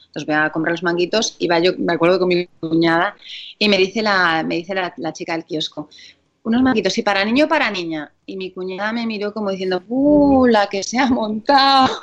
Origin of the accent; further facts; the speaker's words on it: Galicia, Spain; moved away; en Galicia, mi tierra, eh, somos muchos del carnaval ya desde toda la vida